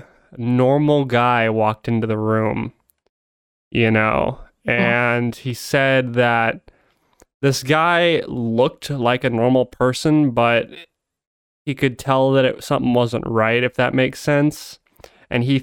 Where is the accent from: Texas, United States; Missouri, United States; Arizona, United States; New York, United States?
Arizona, United States; my home state, which is where I am right now